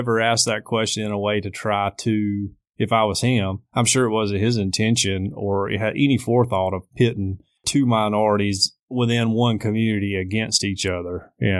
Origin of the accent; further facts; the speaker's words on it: United States; But as an American, speaking strictly as American